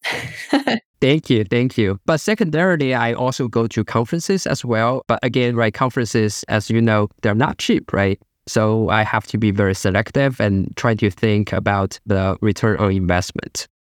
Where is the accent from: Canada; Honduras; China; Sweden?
China; moved away; I grew up in China